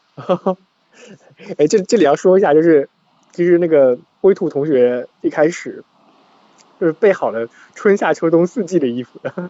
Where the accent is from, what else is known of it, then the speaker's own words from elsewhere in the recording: Xuzhou, Jiangsu, China; moved away; also born or lived in Shanghai; 我老家在徐州